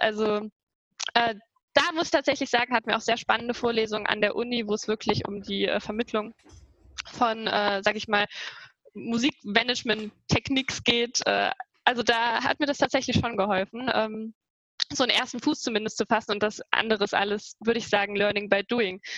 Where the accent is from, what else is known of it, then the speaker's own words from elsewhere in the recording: Trier, Rhineland-Palatinate, Germany; moved away as an adult; now in Saarbrücken, Germany; ich komme aus Trier